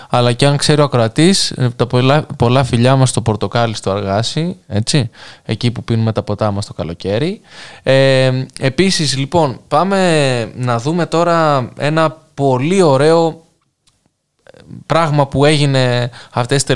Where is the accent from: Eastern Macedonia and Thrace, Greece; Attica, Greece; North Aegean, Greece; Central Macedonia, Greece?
North Aegean, Greece; εγώ είμαι από Λέσβο, ακούω από Ζάκη θα μετράει. Φυσικά και μετράει. Τι έχουμε πιάσει τα νησιά, είμαστε νησιώτε.